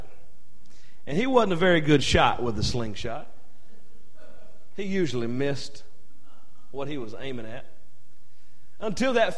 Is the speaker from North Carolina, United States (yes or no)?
yes; North Carolina, United States; I'm from North Carolina, and sometimes we say, killed it.